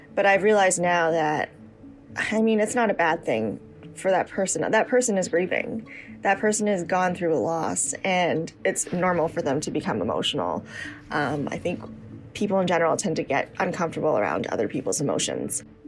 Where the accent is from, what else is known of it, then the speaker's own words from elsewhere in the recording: Canada; a Canadian born Chinese woman